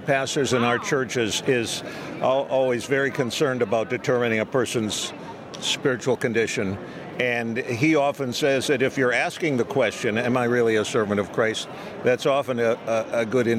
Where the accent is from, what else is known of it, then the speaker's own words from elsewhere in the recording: Minnesota, United States; I'm from Minnesota.